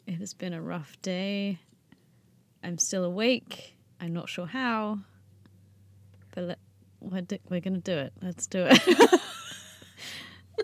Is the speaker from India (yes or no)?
no; Canada; accent: Canadian; It's a Canadian thing, I've heard. I think people have been missing my accent.